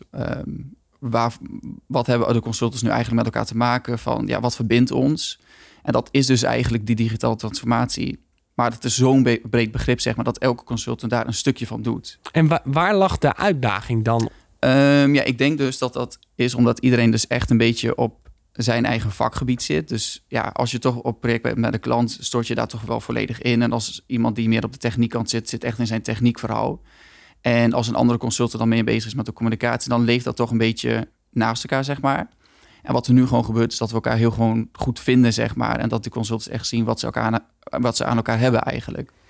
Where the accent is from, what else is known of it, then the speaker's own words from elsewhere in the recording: Groningen, Netherlands; moved away as an adult; now in Rotterdam, Netherlands; ik kom oorspronkelijk uit Groningen, dus ik kan een klein beetje een accentje hebben. Maar ik woon al sinds mijn 19 eigenlijk in Rotterdam.